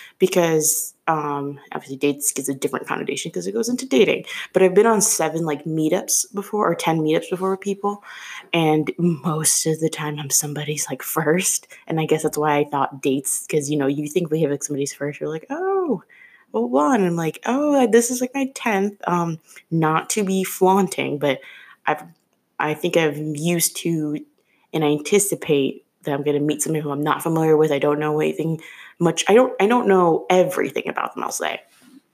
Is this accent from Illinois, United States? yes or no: yes; Chicago, Illinois, United States; moved away as an adult; now in Philadelphia, United States; I'm originally from Chicago, and I moved to Philly like 2 years ago. And I use this app in Chicago as well, even though that's where I was born and raised